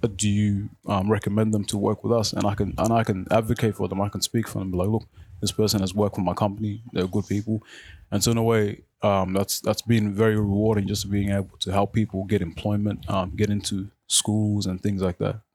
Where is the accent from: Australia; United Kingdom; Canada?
Australia; Footscray, Victoria; first language Arabic; English is a second language; also born or lived in South Sudan / Khartoum / Egypt; I grew up in Footscray. So I went to Footscray West Primary School.